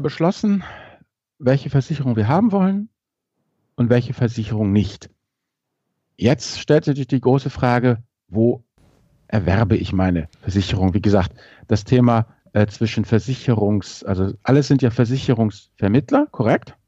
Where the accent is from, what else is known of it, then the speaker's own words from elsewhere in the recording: Rhineland, Germany; ich bin ja als Rheinländer